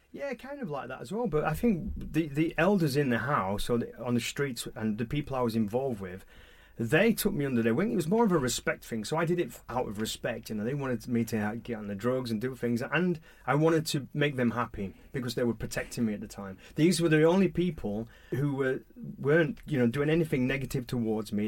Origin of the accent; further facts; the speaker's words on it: Halifax, Yorkshire and the Humber, United Kingdom; I was brought up in Booth Town in Halifax, West Yorkshire